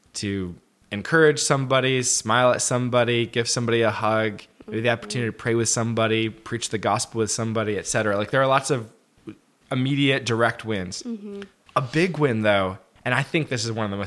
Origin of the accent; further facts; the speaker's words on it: United States; we're both American.